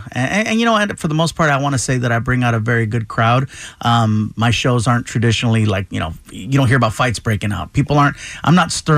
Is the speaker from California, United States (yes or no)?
yes; Chula Vista, California, United States; born there; also born or lived in Baldwin Park / Riverside / Long Beach / West Covina; I was born in Chula Vista, San Diego area. We lived in Baldwin Park, Riverside. Baldwin Park, Riverside, Long Beach, a little bit of time in West Covina. I spent some time in Anaheim.